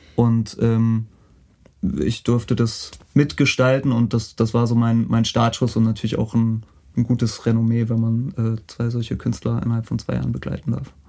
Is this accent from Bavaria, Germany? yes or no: yes; Franconia, Bavaria, Germany; Ich bin geboren in einem kleinen Dorf in Franken, da bin ich aufgewachsen, 400 Einwohner